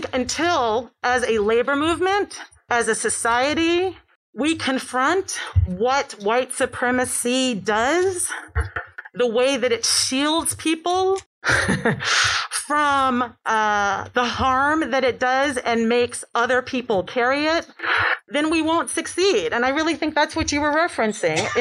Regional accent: New York City, New York, United States; I'm from New York. I'm from Brooklyn, even better

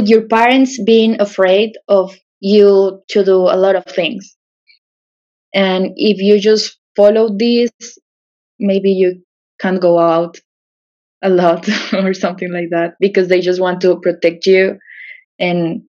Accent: Pereira, Risaralda, Colombia; English is a second language; I'm from a small city called Pereira. It's in the center, like the coffee region.

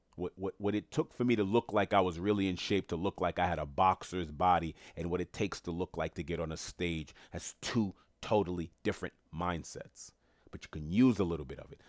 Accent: New York City, New York, United States; I'm from Queens, New York

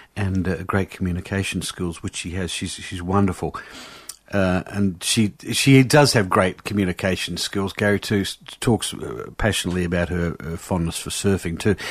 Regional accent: Adelaide, South Australia, Australia; I'm from Adelaide. I was born in Adelaide too. We've lived around Mitcham and Kingswood and that.

